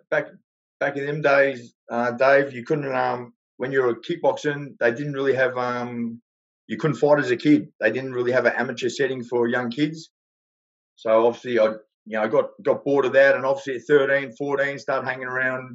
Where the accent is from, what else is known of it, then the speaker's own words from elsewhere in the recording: Melbourne, Victoria, Australia; I grew up down in a place in the western suburbs called Newport.